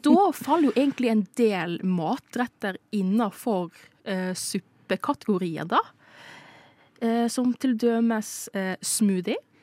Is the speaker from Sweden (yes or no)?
no; Philippines; Filippinene, der jeg kommer ifra